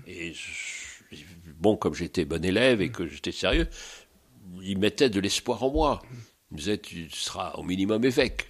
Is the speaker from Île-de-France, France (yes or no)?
yes; Paris, Île-de-France, France; also born or lived in Île-de-Bréhat; je suis né à Paris, petit Parisien